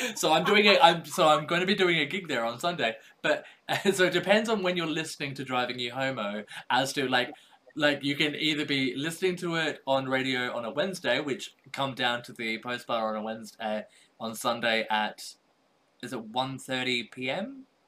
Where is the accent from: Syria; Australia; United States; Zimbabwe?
Australia; I was born in Australia